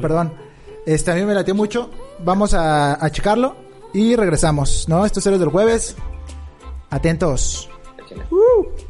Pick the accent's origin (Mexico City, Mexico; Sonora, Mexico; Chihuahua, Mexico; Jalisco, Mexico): Mexico City, Mexico; moved away; yo soy de, Ciudad de México, ¿no? Y ahorita pues estamos radicando en otro estado